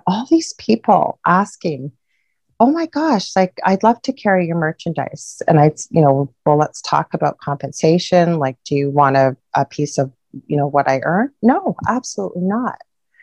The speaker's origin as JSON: {"language": "English", "country": "Canada", "said": "I'm a Canadian"}